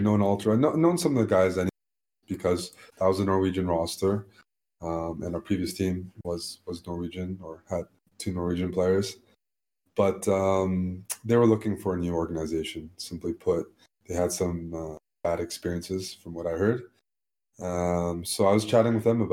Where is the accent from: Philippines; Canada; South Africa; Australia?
Canada; we're Canadian